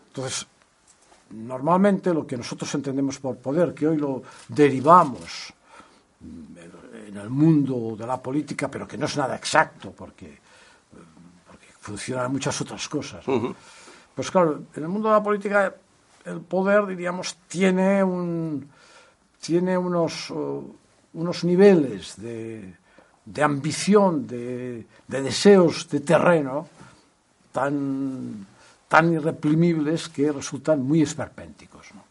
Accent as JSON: {"language": "Spanish", "region": "Catalonia", "country": "Spain", "said": "los que somos catalanes lo hemos vivido"}